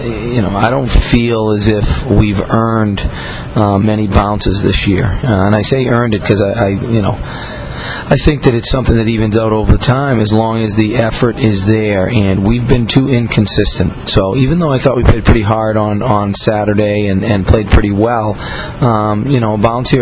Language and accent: English; Dorchester, Massachusetts, United States; Kevin Hayes is someone who obviously I know pretty well, growing up in Dorchester